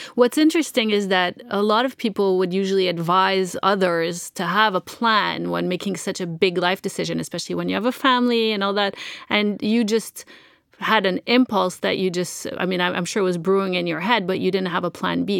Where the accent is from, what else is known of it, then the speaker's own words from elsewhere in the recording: Montreal, Quebec, Canada; I'm from Montreal